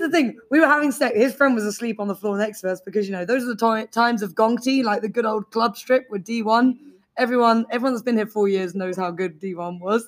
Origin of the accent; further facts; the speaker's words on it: London, United Kingdom; now in Beijing, China; I'm from London